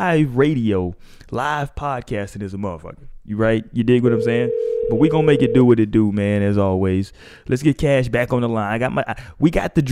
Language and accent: English; United States; as an American